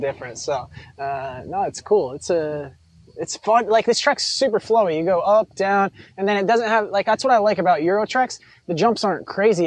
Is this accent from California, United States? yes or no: no; New York, United States; growing up in New York